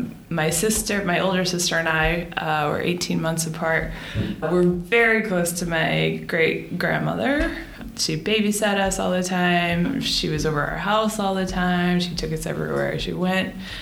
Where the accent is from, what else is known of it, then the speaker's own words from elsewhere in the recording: Boston, Massachusetts, United States; born there; also born or lived in Florida; I was born in Boston and then moved to Florida and then back to Boston and then here.